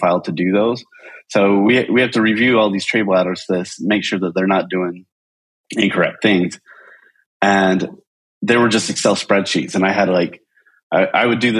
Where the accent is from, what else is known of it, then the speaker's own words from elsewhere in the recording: Utah, United States; moved away as an adult; also born or lived in upstate New York; I grew up in Utah